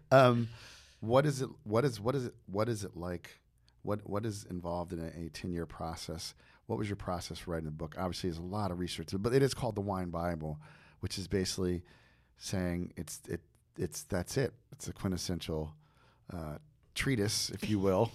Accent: New Jersey, United States; I'm from New Jersey

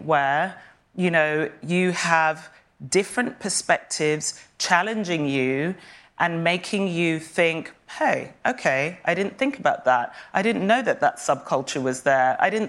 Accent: Kenya; born there; also born or lived in Saint Kitts and Nevis; I was born in Kenya, in a very rural, specific part of Kenya, to a mother who wasn't Kenyan and everyone else was.

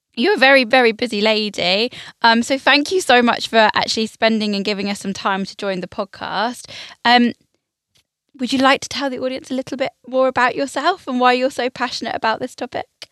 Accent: United Kingdom

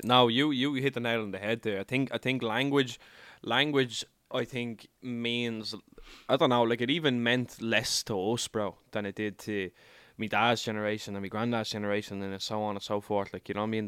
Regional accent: Ireland; born or raised there

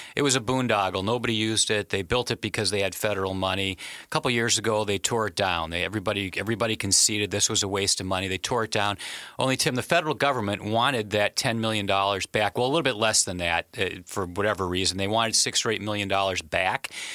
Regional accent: Wisconsin, United States; I'm from, I'm from Wisconsin

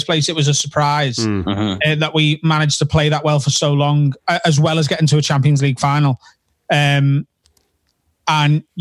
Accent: Liverpool, North West England, United Kingdom; I'm very proud as a Scouser and to be from Liverpool.

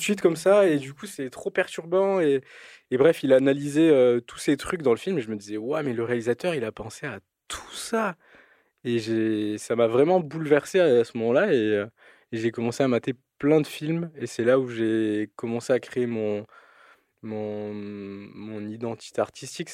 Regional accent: Toulouse, Occitania, France; also born or lived in Albi; j'ai grandi à Toulouse, enfin dans le sud de la France, principalement à Toulouse et après à Albi

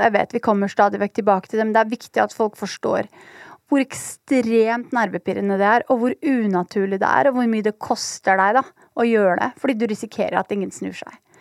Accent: Oslo, Norway; jeg er oppvokst på Holmlia

